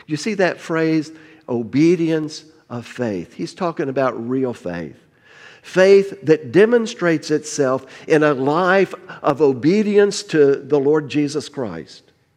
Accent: Miami, Florida, United States; moved away; I grew up in, in South Florida

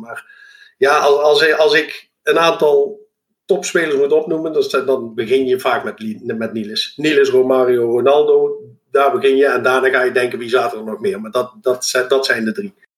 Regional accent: Eindhoven, North Brabant, Netherlands; also born or lived in Lommel, Belgium; geboren en getogen in Eindhoven

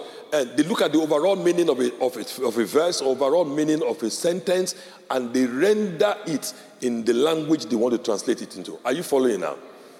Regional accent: Nigeria; first language Yoruba; English is a second language; So I speak, my native language is Yoruba, and I speak English language.

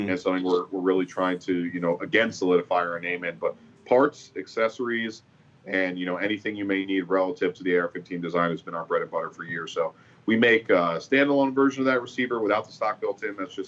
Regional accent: Boca Raton, Florida, United States; moved away as an adult; now in Las Vegas, United States; Born and raised in Boca Raton, Florida

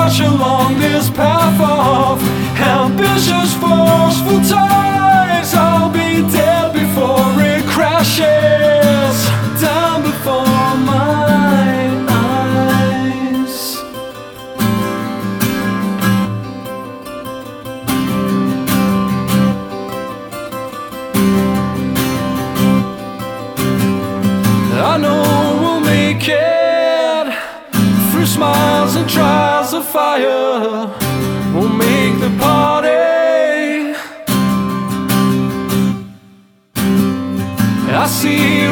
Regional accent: Highlands of Scotland, United Kingdom; I grew up in the Highlands of Scotland for my formative years.

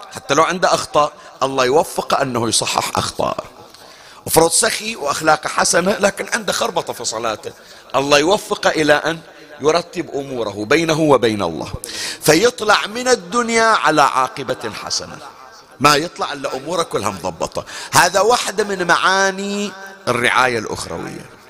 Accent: Bahrain; احنا عندنا في البحرين

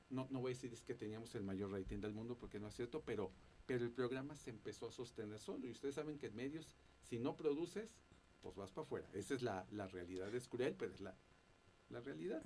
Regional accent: Veracruz, Mexico; moved away as an adult; now in Mexico City, Mexico; yo soy del estado de Veracruz y este y allá fue donde también yo tuve oportunidad de estudiar mi carrera.

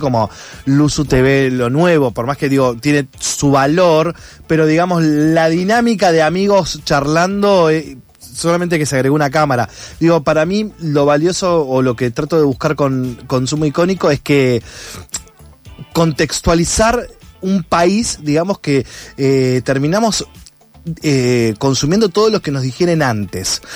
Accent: Junín, Buenos Aires Province, Argentina; moved away; yo vengo del interior de Junín, provincia de Buenos Aires, acá 260 kilómetros

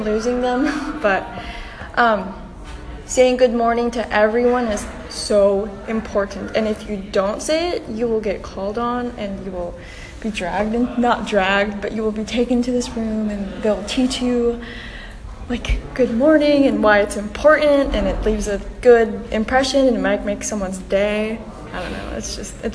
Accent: Quezon City, Metro Manila, Philippines; I was born in Quezon City, Philippines

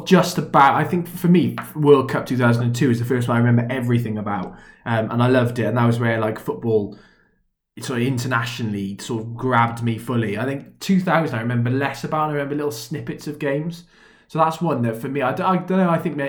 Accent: Wales, United Kingdom; as a Welshman

